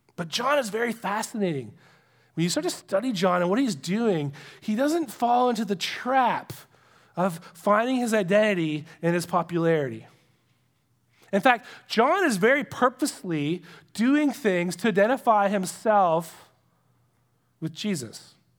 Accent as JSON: {"language": "English", "country": "Canada", "said": "We're Canadian."}